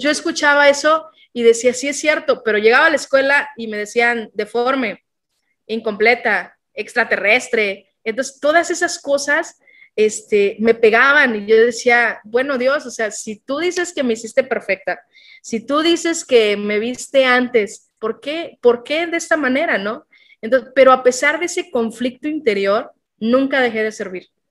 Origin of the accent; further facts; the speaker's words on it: Tapachula, Chiapas, Mexico; also born or lived in Tlaxcala, Mexico; a los nueve años el trabajo de mi papá hizo que nos viniéramos a Tapachula